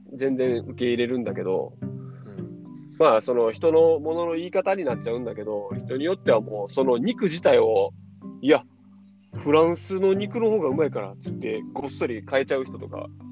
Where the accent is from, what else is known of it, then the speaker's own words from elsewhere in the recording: Japan; 日本人の俺ら